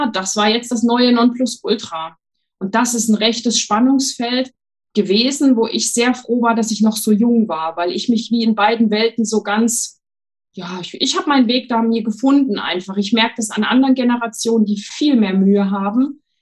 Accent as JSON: {"language": "German", "region": "Thuringia", "country": "Germany", "tie": "born or raised there", "said": "Ich bin in einem ganz kleinen Dorf im Thüringer Wald aufgewachsen, was aber schon, indem ich es ausspreche, gar nicht stimmt, weil ich bin in vielen Orten aufgewachsen."}